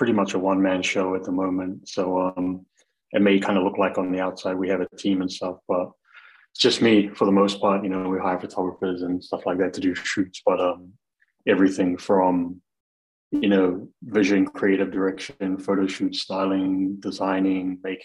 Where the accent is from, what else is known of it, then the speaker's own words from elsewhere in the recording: Wellington, New Zealand; I grew up in Wellington, New Zealand, which is the capital of New Zealand.